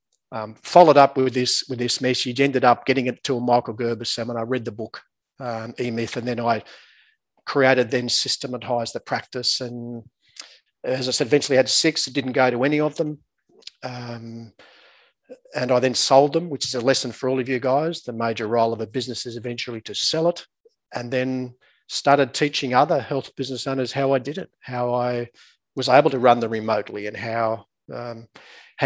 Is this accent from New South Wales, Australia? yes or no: yes; small town 7 hours northwest of Sydney, New South Wales, Australia; accent: Australian; moved away as an adult; now in Newcastle, Australia; I'm obviously Australian by my accent. I live in beautiful Newcastle, about an hour north of Sydney. But I grew up in a small town about 7 hours northwest of Sydney in the middle of the outback